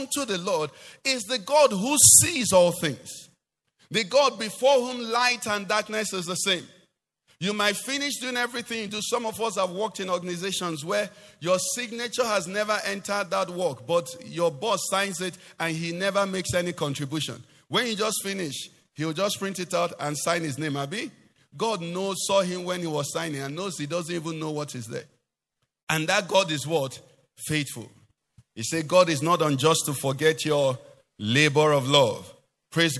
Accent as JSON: {"language": "English", "region": "Anambra", "country": "Nigeria", "said": "I'm from Anambra"}